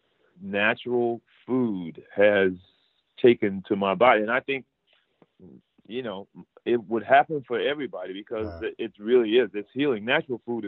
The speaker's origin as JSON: {"language": "English", "town": "Providence", "region": "Rhode Island", "country": "United States", "tie": "born or raised there", "moved": "yes", "lives_now": "Los Angeles, United States", "said": "I grew up, born and raised in Providence, Rhode Island"}